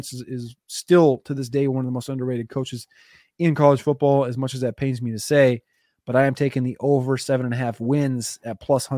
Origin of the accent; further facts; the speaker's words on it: Minnesota, United States; I grew up in Minnesota hating Iowa with my whole heart.